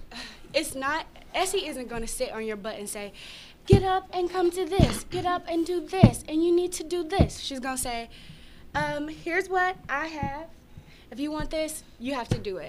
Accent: Grady, Arkansas, United States; I'm from Grady, Arkansas

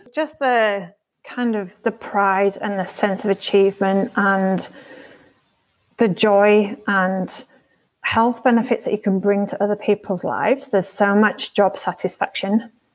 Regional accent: York, Yorkshire and the Humber, United Kingdom; moved away as an adult; also born or lived in Edinburgh / Leeds; now in Australia; I grew up in a place called York, which is in North Yorkshire in northern England, northeast England

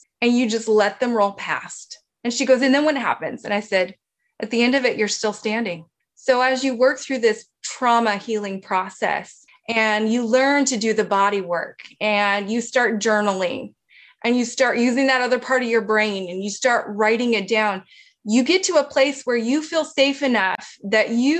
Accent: Hawaii, United States; we grew up in Hawaii. We grew up near the ocean

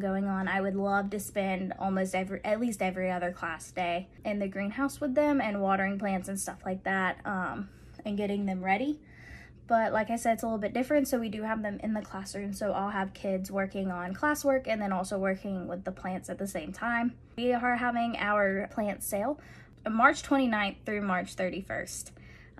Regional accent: Warner Robins, Georgia, United States; now in Monroe County, United States; I'm originally from Warner Robins. I went to Housing County High School

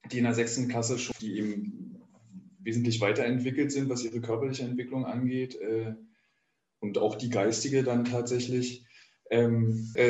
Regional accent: East Germany, Germany; Ja, aber ich bin ja, äh, ich bin Ossi, ja. Ich habe auch eine FKK-Sozialisierung

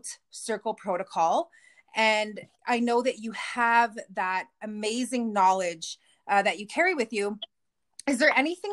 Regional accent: Kehewin Cree Nation, Alberta, Canada; I'm from the Kihiwin Cree Nation here in Treaty 6 territory.

